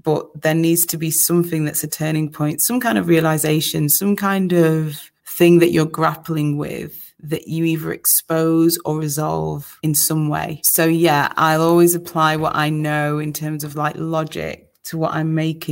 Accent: Manchester, North West England, United Kingdom; I'm so proud to be from Manchester

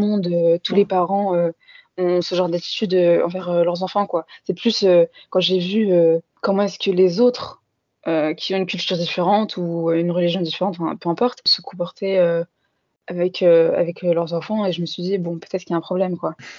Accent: Paris suburbs, Île-de-France, France; j'ai toujours grandi en France dans un quartier populaire de banlieue parisienne

